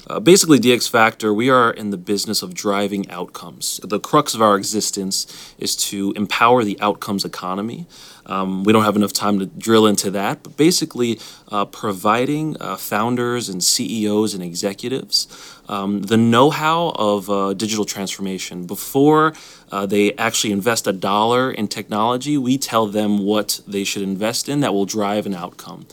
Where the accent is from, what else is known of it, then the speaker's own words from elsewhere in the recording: New York, United States; moved away as an adult; also born or lived in Alabama; now in Washington, D.C., United States; I grew up in New York, so me moving to Alabama was a big move